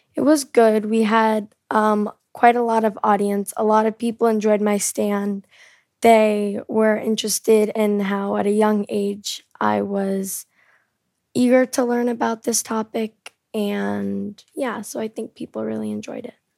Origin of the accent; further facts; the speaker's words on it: South Korea; also born or lived in California, United States; I'm from America. I was born in California, but I lived most of my life in South Korea.